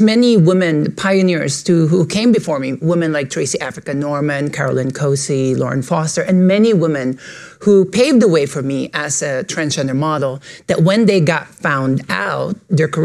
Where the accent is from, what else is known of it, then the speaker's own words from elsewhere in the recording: Philippines; moved away as an adult; now in New York, United States; I was born and raised in the Philippines, and I moved to New York in 2005